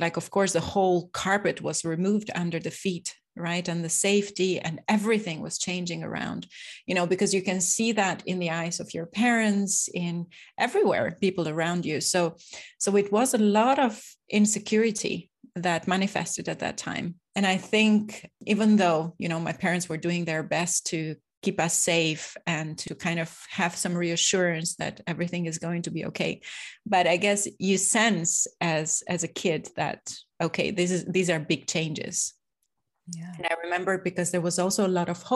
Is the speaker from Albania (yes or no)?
yes; Albania; born and raised in Albania